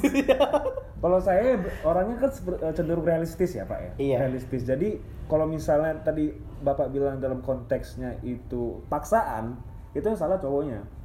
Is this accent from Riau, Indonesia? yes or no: yes; Pekanbaru, Riau, Indonesia; moved away as an adult; now in Yogyakarta, Indonesia; asal saya dari Pekanbaru saya kuliah di Jogja